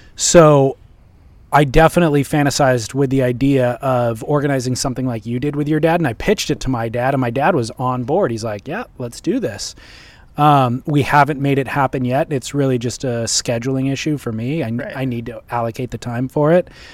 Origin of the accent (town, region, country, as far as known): Huntington Beach, California, United States; born or raised there